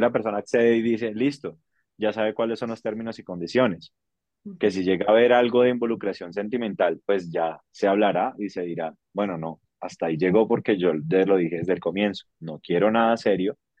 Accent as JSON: {"language": "Spanish", "country": "Colombia", "said": "donde estamos ubicados en Colombia"}